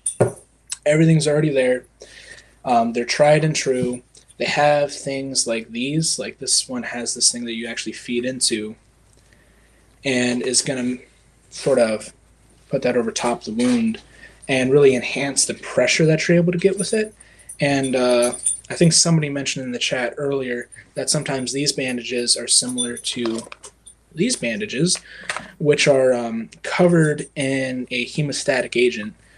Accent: Ohio, United States; I'm from Ohio, and I've been in EMS for a couple years now

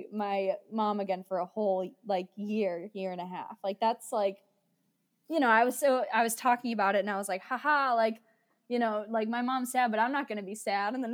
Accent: United States; moved away as an adult; I'm American

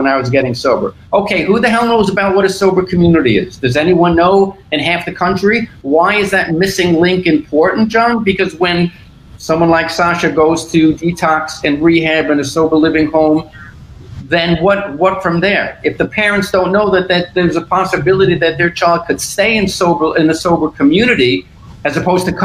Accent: New York City, New York, United States; I'm a loudmouth from Brooklyn

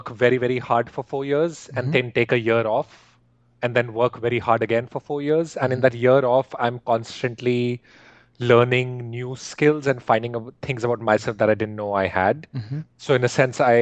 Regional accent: India; moved away; when I grew up in India

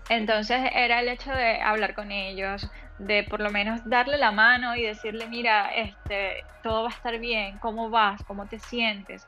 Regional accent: Venezuela; moved away; en Venezuela, de donde yo vengo

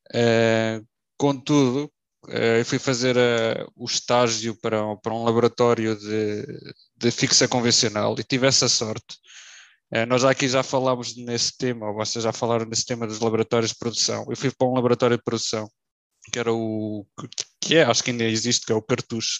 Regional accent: Figueira da Foz, Centro, Portugal; eu sou da Figueira da Foz

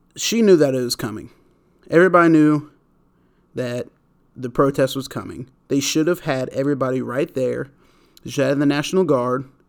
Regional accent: United States; I'm saying that as an American.

